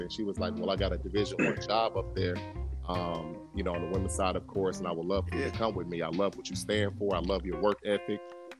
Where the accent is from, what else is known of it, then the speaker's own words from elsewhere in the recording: Chicago, Illinois, United States; I'm from Chicago.